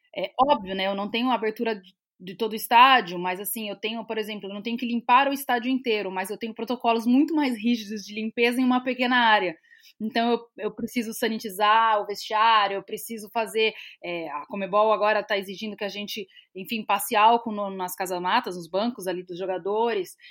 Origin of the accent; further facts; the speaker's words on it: São Paulo, Brazil; moved away as an adult; now in Rio Grande do Sul, Brazil; eu vivendo aqui no, no, Rio Grande do Sul, eu sou de São Paulo